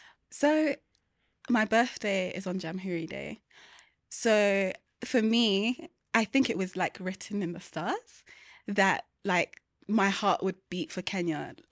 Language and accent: English; Peckham, London, United Kingdom; But I was born in Southeast London in a place called Peckham. And it was, it's like a feast for the eyes, I'm not gonna lie. It's, they call it Little Nigeria because there's a lot of Nigerians there. But it was an amazing place to grow up.